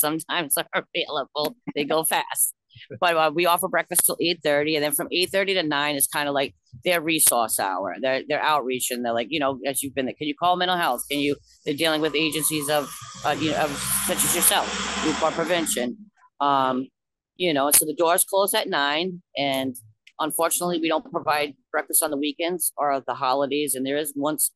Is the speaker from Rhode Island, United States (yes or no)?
yes; Newport, Rhode Island, United States; I'm from Newport